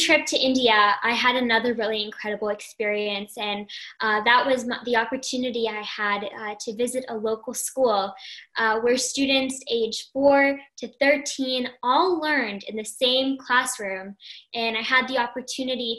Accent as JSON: {"language": "English", "town": "Toronto", "region": "Ontario", "country": "Canada", "said": "I'm from Toronto, Canada"}